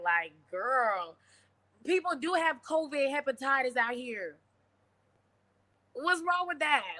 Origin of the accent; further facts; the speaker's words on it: Tennessee, United States; now in Tampa, United States; I'm from Tennessee, but I live in Florida now, you know what I'm saying? So I live in Tampa, actually.